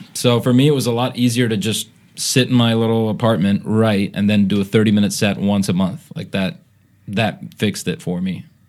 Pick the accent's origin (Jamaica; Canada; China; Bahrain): Bahrain; I grew up in Bahrain, Middle East, and that's where the bit comes from, right?